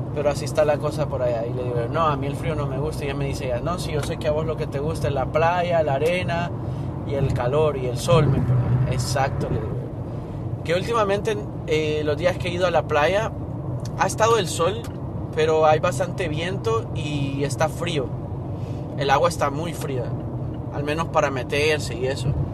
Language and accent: Spanish; Honduras; moved away; soy de Honduras